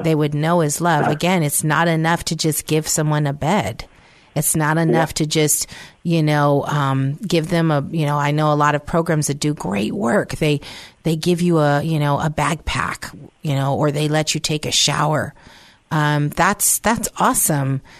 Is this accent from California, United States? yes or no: yes; San Francisco, California, United States; moved away; I was raised in San Francisco